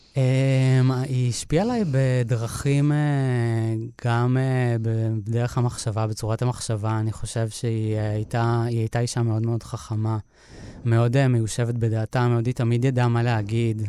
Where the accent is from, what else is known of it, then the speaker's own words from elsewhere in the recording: Moshav Ganot Hadar, near Netanya, Central District, Israel; also born or lived in Montreal, Canada; אני גדלתי במושב ליד נתניה